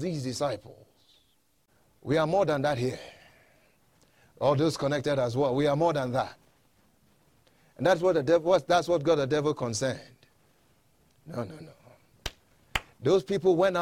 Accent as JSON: {"language": "English", "country": "Ghana", "tie": "born or raised there", "moved": "yes", "lives_now": "United States", "said": "I'm not originally from here. I was born in Ghana, West Africa"}